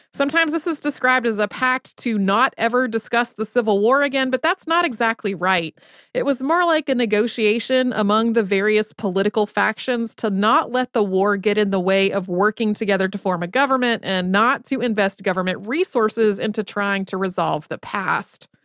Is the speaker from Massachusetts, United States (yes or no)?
no; North Carolina, United States; growing up in North Carolina